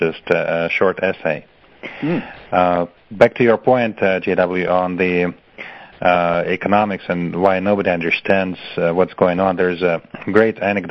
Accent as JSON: {"language": "English", "region": "Moscow", "country": "Russia", "tie": "born or raised there", "also_born_or_lived": "Belarus / Los Angeles, United States", "moved": "as an adult", "said": "I was born in Belarus, and I grew up in Moscow"}